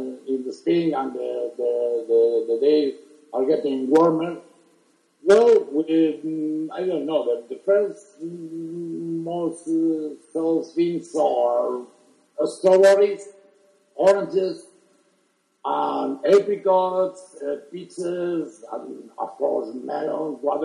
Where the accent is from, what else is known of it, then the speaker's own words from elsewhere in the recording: Barcelona, Catalonia, Spain; now in Madrid, Spain; I'm originally from Barcelona, but I've been living here in Madrid for almost 40 years now.